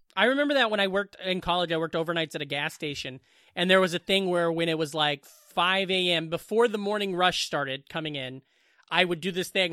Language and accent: English; Southwest Iowa, United States; moved away; also born or lived in Boone, Iowa; I'm from the Southwest